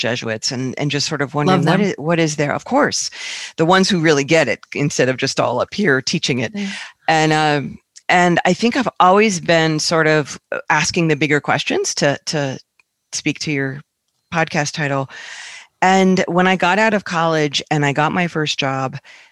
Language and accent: English; Northern Virginia, United States; moved away; also born or lived in Asheville; I grew up in Northern Virginia